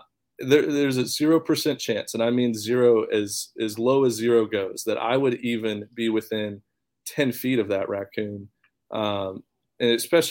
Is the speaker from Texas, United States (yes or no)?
yes; Texas, United States; I have a lot of family in Arkansas growing up, you know, because I'm from Texas.